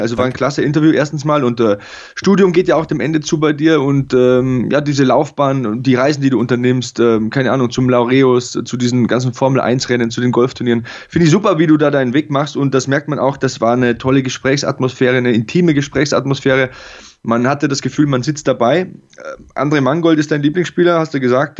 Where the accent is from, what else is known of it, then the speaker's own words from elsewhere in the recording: Passau, Bavaria, Germany; auch in der Schulmannschaft am ähm, Adalbert Stifter Gymnasium bei uns in Passau